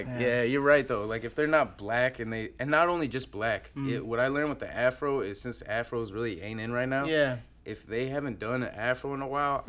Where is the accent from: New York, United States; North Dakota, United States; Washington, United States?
Washington, United States; Tri-Cities; Yeah, I'm from Tri-Cities.